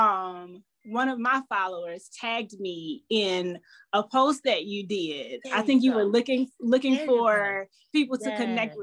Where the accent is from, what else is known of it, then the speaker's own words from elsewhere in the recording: Southeast Georgia, United States; now in Virginia, United States; I am a country girl born and raised in Georgia, Southeast Georgia